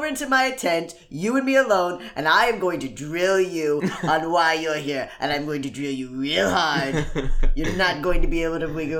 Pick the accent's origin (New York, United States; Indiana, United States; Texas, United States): Indiana, United States; Northern; I'm talking like North Indiana. We grew up in North